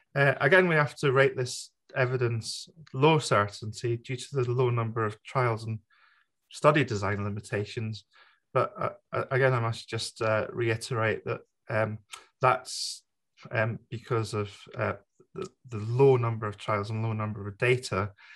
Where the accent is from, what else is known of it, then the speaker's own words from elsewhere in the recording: United Kingdom; myself being the British member of the FLCCC